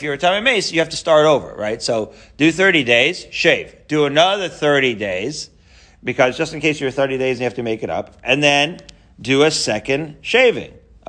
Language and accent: English; Haifa, Haifa District, Israel; I'm a Haifa boy. You can't tell by my Haifanian accent.